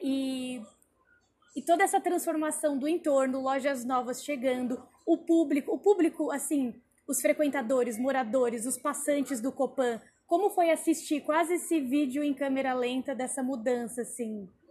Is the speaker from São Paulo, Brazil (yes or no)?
yes; Embu das Artes, São Paulo, Brazil; eu sou de Imbu das Artes